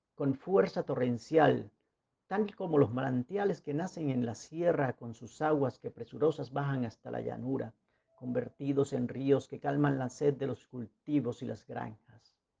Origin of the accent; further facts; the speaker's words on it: La Guajira, Colombia; moved away as an adult; now in Medellín, Colombia; Nací en Medellín un 18 de mayo, pero me crié o crecí en La Guajira, mi patria chica